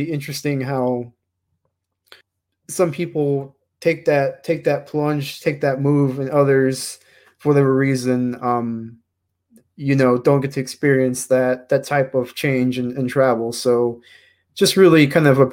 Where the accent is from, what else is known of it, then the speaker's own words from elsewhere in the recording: Houston, Texas, United States; moved away as an adult; now in San Diego, United States; I was born in Houston, Texas, which is near Louisiana. And So in the past year, I just moved to the West Coast. Now I'm in San Diego